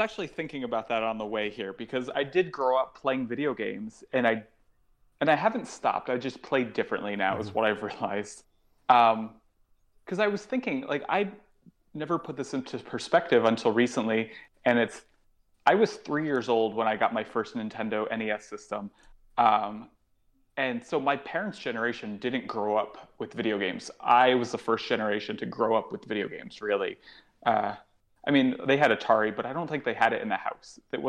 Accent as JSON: {"language": "English", "region": "New York", "country": "United States", "said": "because being a New Yorker, I'm never really home"}